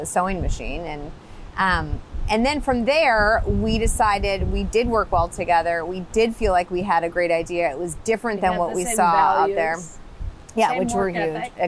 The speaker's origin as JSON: {"language": "English", "region": "East Coast", "country": "United States", "moved": "yes", "lives_now": "San Diego, United States", "said": "I'm from the East Coast"}